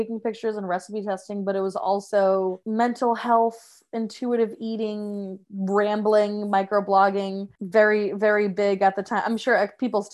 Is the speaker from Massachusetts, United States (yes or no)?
yes; Massachusetts, United States; moved away as an adult; also born or lived in Salem, Massachusetts; now in Rhode Island, United States; I am from Massachusetts